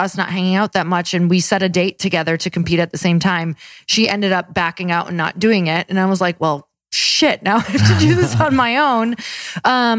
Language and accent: English; Midwest, United States; I'm from the Midwest